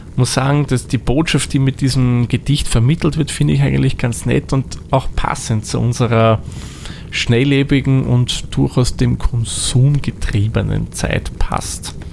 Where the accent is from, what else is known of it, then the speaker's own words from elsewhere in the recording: Austria; now in Vienna, Austria; eigentlich meine Heimat ist nicht jetzt Wien, sondern ich bin gebürtig aus einer anderen Gegend von Österreich. Genauer gesagt komme ich aus dem hohen Norden Österreic